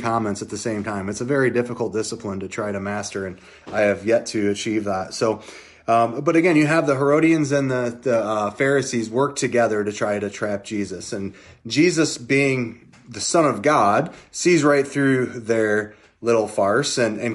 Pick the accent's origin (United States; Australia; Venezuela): United States; as an American